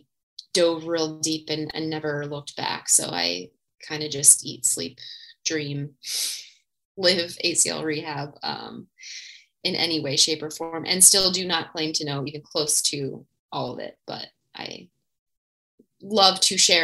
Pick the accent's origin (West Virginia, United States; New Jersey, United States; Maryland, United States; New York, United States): New Jersey, United States; I am originally from New Jersey in the States